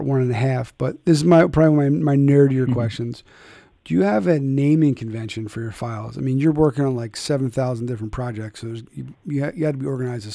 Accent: Philadelphia, Pennsylvania, United States; I'm from Philly

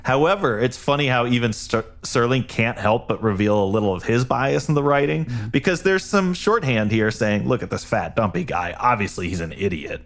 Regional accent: Illinois, United States; moved away as an adult; also born or lived in Los Angeles; now in Midwest, United States; Chris and I grew up together in Illinois

